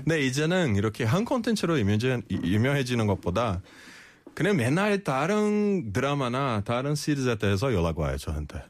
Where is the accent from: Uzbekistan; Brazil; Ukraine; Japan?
Brazil; Korean is a second language; now in South Korea